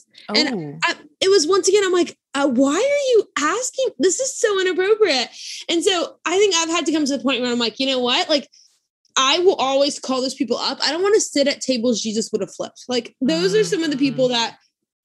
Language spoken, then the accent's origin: English; South Louisiana, United States; I grew up in South Louisiana